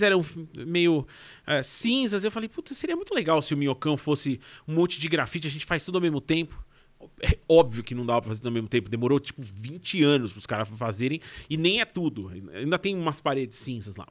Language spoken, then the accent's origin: Portuguese; Brazil; eu sou do Brasil